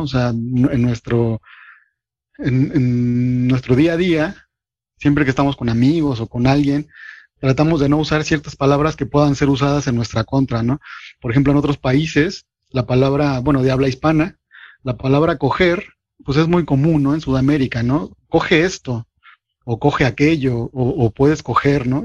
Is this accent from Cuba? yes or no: no; Mexico; como mexicano